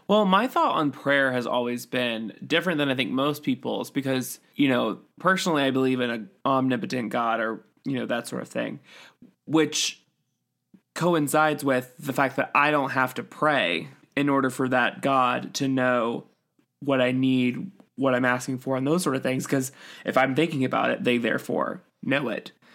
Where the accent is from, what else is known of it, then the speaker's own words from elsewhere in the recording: Utah, United States; growing up in Utah